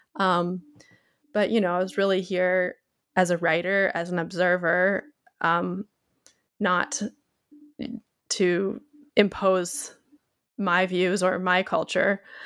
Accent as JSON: {"language": "English", "region": "Pacific Northwest", "country": "United States", "tie": "born or raised there", "moved": "as an adult", "lives_now": "Japan", "said": "I grew up in the Pacific Northwest of the U, United States"}